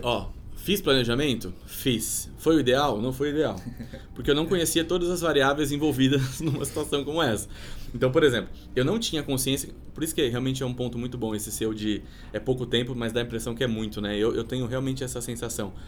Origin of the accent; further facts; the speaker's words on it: Sorocaba, São Paulo, Brazil; moved away as an adult; also born or lived in Rio de Janeiro; now in São Paulo, Brazil; nasci em São Paulo, meu pai era metalúrgico e foi transferido para lá quando era muito pequeno. Então eu, enfim, fiz o ensino fundamental, o ensino médio, a faculdade